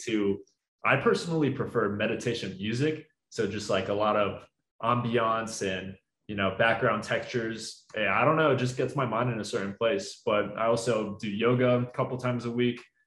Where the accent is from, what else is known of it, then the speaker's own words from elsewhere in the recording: Orlando, Florida, United States; I grew up in Orlando, Florida. I uh, lived there for like 20 plus years.